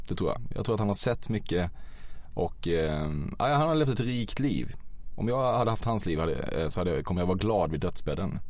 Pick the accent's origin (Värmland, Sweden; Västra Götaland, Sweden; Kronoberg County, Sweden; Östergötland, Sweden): Kronoberg County, Sweden; Väckelsång; moved away; jag är ju inte från Växjö utan från ett samhälle utanför som heter Väckelsång